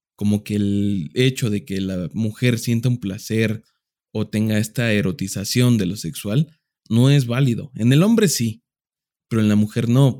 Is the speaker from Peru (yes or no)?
no; Mexico; somos muy mexicanos